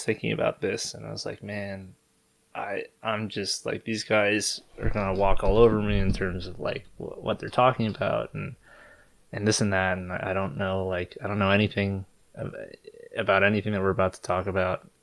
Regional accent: Maryland, United States; I grew up in Maryland

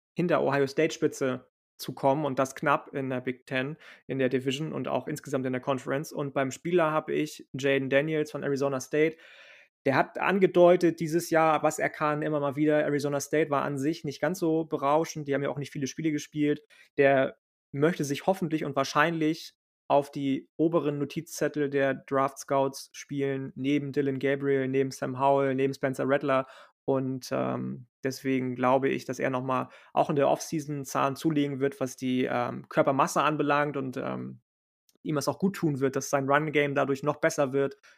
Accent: Lübeck, Schleswig-Holstein, Germany; Ich komme aus Lübeck, aus Schleswig-Holstein.

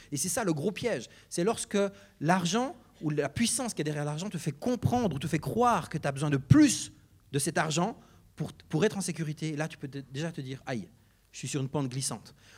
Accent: Neuchâtel, Switzerland; Je viens du canton de Neuchâtel, comme mon accent l'indique parfois.

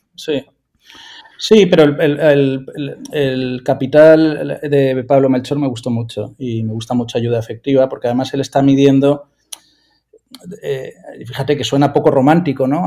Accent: Valencia, Valencian Community, Spain; yo soy de Valencia

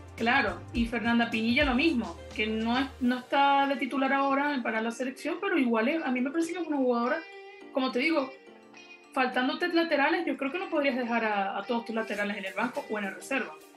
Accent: Venezuela; ambas somos de Venezuela

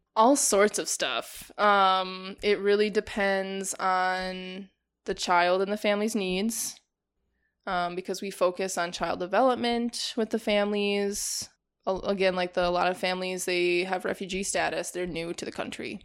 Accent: Janesville, Wisconsin, United States; moved away as an adult; also born or lived in Whitewater, Wisconsin; now in Milwaukee, United States; I grew up in Janesville

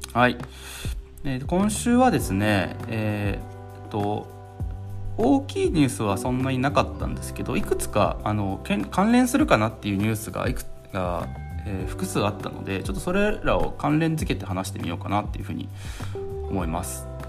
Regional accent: Hiroshima, Japan; 僕は広島出身なので

